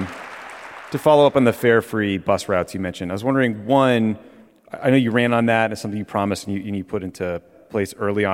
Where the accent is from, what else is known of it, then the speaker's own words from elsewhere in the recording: Dedham, Massachusetts, United States; Well, I'm from Dedham, technically